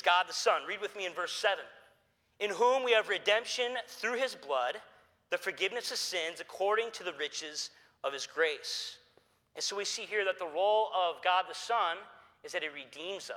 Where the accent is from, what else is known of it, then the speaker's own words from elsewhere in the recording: Detroit, Michigan, United States; I grew up here in the Detroit area